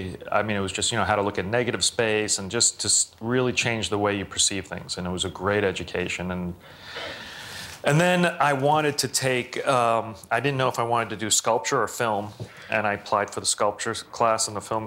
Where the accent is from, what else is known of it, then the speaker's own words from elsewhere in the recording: New York City, New York, United States; growing up in Brooklyn.